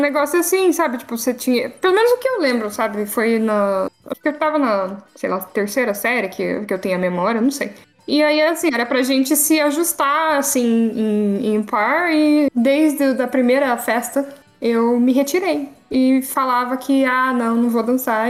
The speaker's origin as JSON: {"language": "Portuguese", "town": "Caçapava", "region": "São Paulo", "country": "Brazil", "tie": "born or raised there", "said": "eu tô aí no Vale do Paraíba, que é onde eu nasci e fui criada"}